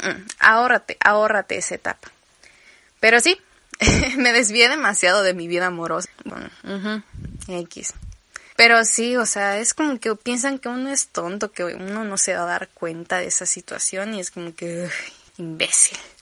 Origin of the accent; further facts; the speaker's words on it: Campeche, Mexico; accent: campechano; tengo que resetear mi acento a campechano.